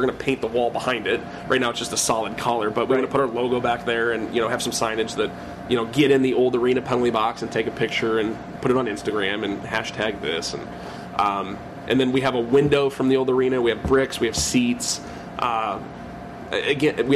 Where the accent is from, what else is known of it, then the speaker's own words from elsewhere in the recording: Imperial, Missouri, United States; I grew up down in Imperial, so I played for Fox and Sekman